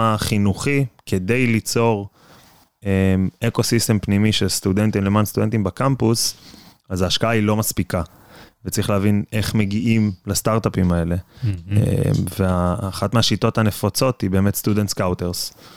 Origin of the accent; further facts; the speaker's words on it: Herzliya, Tel Aviv District, Israel; אני במקום הרצליה, בן 29